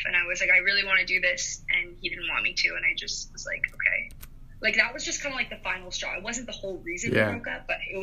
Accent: Denville, New Jersey, United States; also born or lived in New York City; I grew up in Denville, New Jersey. I grew up there all my life. That's where I was raised

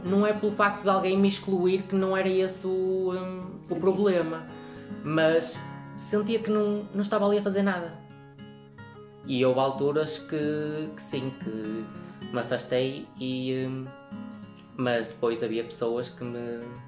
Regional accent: Lagares, Portugal; also born or lived in Pombeiro; sou de Lagares, mas estou no Centro Local de Pombeiro

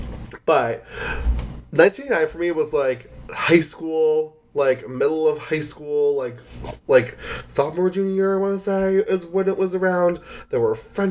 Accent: New Jersey, United States; I'm from North Jersey

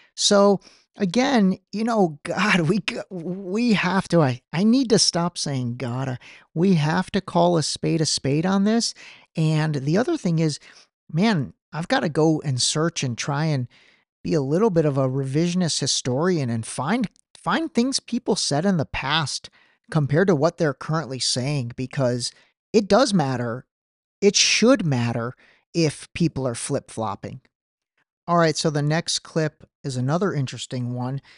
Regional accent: Cleveland, Ohio, United States; my hometown of Cleveland

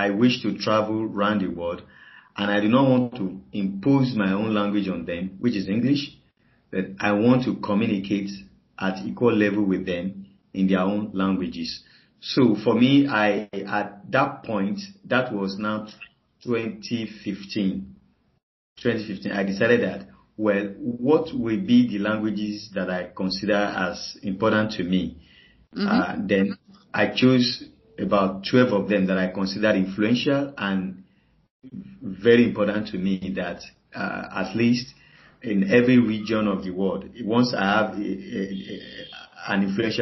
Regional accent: Nigeria; I'm a Nigerian and I live in Nigeria

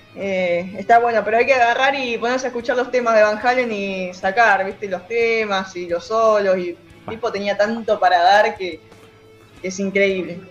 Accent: Zárate, Buenos Aires Province, Argentina; Yo soy de Zárate

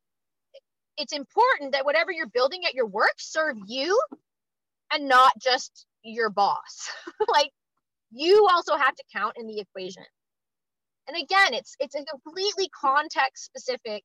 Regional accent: Canada; I'm also Canadian

